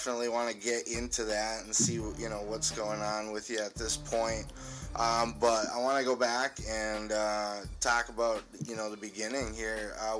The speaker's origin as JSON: {"language": "English", "town": "Escanaba", "region": "Michigan", "country": "United States", "tie": "born or raised there", "said": "I'm from the UP too. When I was, I grew up in Escanaba"}